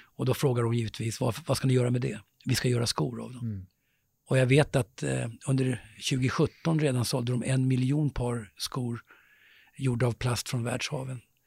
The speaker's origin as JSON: {"language": "Swedish", "town": "Stockholm", "region": "Stockholm County", "country": "Sweden", "tie": "born or raised there", "said": "där växte jag upp i Vällingby, jag och min bror, i ganska enkla förhållanden. I en lägenhet nere i Grimsta"}